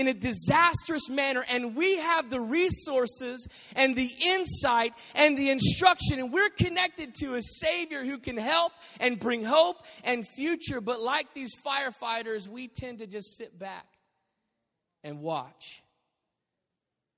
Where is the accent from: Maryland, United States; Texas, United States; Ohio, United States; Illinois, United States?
Texas, United States; Dallas; moved away; also born or lived in Arizona; I grew up in Dallas